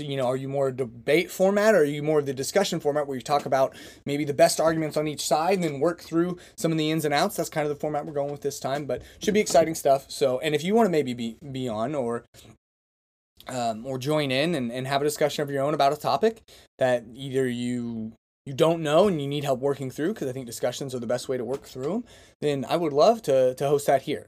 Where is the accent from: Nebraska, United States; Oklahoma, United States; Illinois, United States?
Oklahoma, United States; hometown near Pioneer, Kremlin, Chisholm and Drummond; there's several small towns and small schools that surround my hometown that are maybe ten or fifteen minutes outside of town, and so it's like, they, there was, you know, we associ-, I knew kids from Pioneer and Kremlin and Chisholm and uh, Drummond